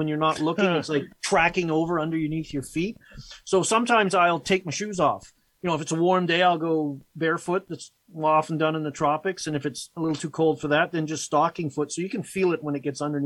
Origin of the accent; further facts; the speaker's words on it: Victoria, British Columbia, Canada; moved away as an adult; also born or lived in England / Chilliwack, British Columbia / Vancouver, British Columbia; now in Edmonton, Canada; my dad got a job on Vancouver Island. So I grew up on there in the Greater Victoria area